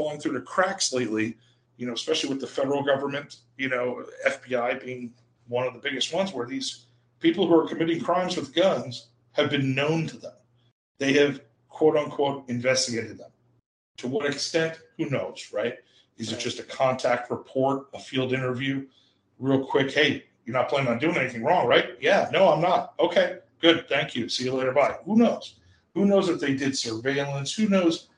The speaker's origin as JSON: {"language": "English", "region": "New Jersey", "country": "United States", "said": "my home state, the People's Republic of New Jersey"}